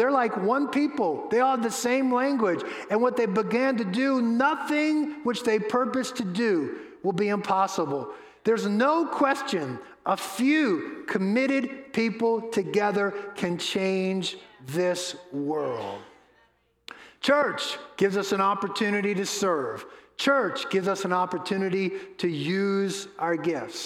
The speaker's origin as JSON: {"language": "English", "town": "New Orleans", "region": "Louisiana", "country": "United States", "tie": "born or raised there", "moved": "yes", "said": "I grew up in New Orleans"}